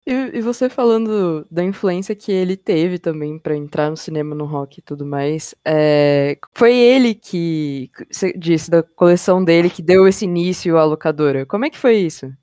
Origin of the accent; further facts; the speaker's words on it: São Paulo, Brazil; eu sou de São Paulo.